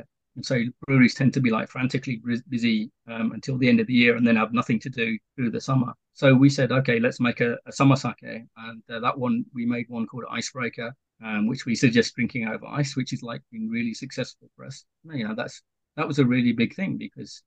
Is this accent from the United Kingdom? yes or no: yes; United Kingdom; moved away as an adult; now in Kyoto Prefecture, Japan; I'm British